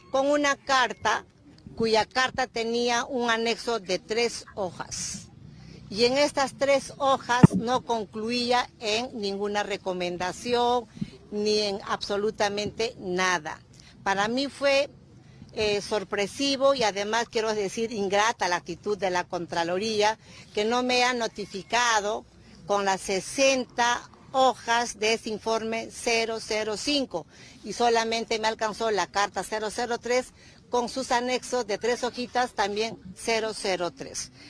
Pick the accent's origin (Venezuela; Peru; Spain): Peru; yo salí del Perú la semana pasada para representar al Perú en, esta, en este Fórum Mundial de Economía allá en Davos